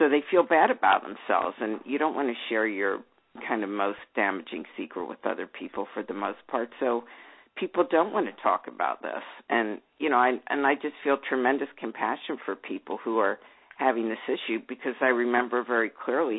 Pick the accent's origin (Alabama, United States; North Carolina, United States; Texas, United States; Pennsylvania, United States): Pennsylvania, United States; Philadelphia; I grew up in Philadelphia